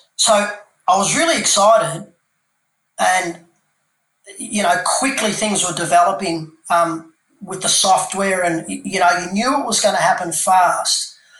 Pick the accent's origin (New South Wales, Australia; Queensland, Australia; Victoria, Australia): Victoria, Australia; Melbourne; moved away as an adult; also born or lived in Canberra / Perth; moved uh, back to my hometown of Melbourne